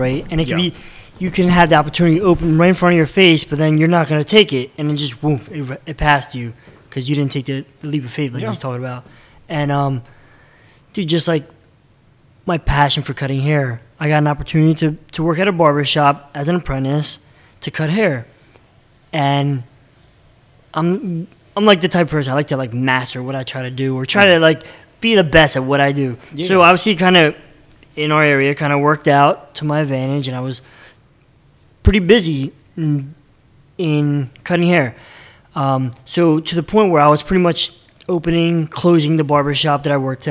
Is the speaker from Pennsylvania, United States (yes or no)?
yes; Bristol, Pennsylvania, United States; I grew up in Bristol Borough, so it's like the next town over.